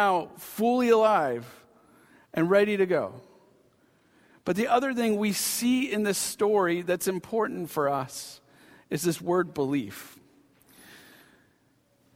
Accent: Pacific Northwest, Washington, United States; moved away; I had a home base of growing up in the Pacific Northwest. So I'm a Pacific Northwesterner at heart, a Washingtonian

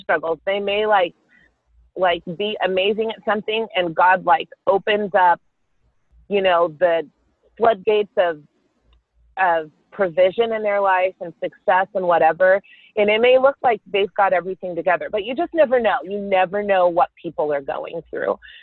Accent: Carrollton, Texas, United States; I grew up in Carrollton, Texas with my sister and my parents

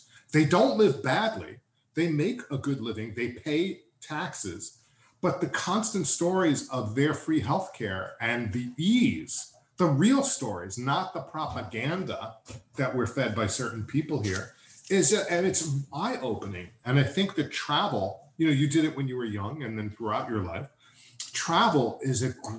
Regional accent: New York, United States; I was brought up Jewish, New York, very typical of my type, whatever.

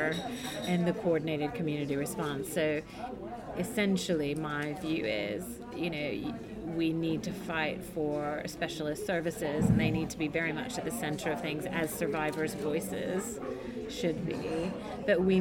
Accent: United States; moved away as an adult; now in London, United Kingdom; you can tell from my accent, I'm from the US

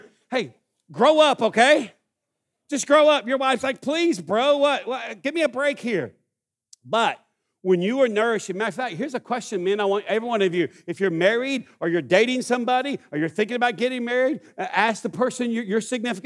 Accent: East Texas, United States; I grew up in East Texas

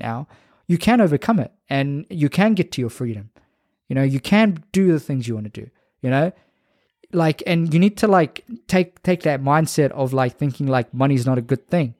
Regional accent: Fiji; moved away; Hopefully I'll be in Fiji, going to my hometown very soon

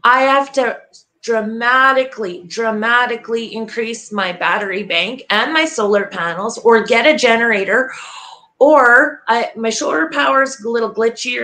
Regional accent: Canada; I am from Canada

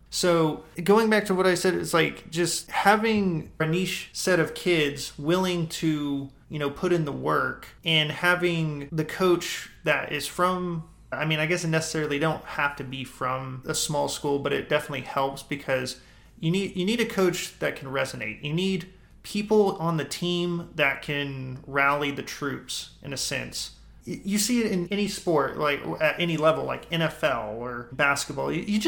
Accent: Robert Lee, Texas, United States; I guess growing up in Robert Lee, there's a ton of people that have great influence on the town.

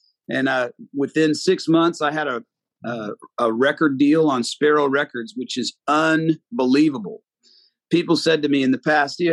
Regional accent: Fort Smith, Arkansas, United States; moved away as an adult; Fort Smith, Arkansas, where I was from

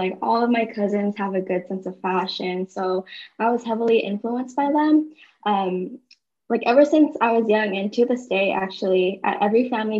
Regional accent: Bay Area, California, United States; now in Orange County, United States; Okay, so I was born and raised in the Bay Area. I now live in Orange County

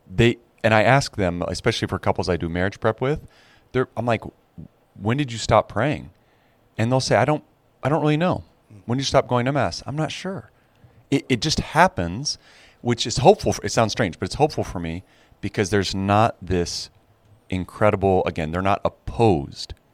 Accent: Arcola, Illinois, United States; moved away as an adult; also born or lived in France; now in Chicago, United States; I'm the fifth generation to have lived in Arcola

